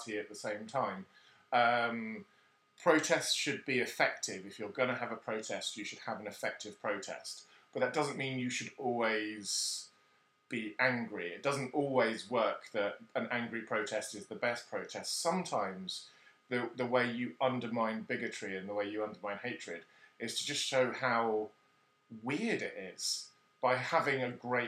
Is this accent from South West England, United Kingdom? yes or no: yes; Cornwall, South West England, United Kingdom; moved away as an adult; also born or lived in West Germany / Brighton; I grew up in Cornwall